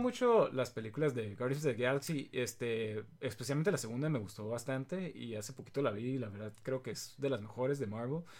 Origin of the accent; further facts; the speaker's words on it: Mexico; somos mexicanos